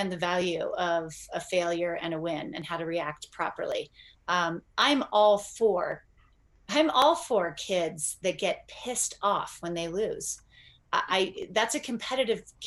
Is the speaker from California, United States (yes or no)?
yes; Northern California, United States; I grew up in Northern California